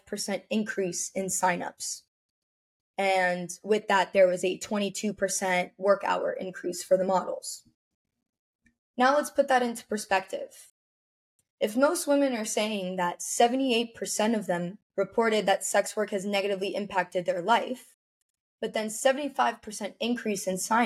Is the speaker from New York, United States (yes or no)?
no; Las Vegas, Nevada, United States; now in Miami, United States; I'm from Vegas, I live in Miami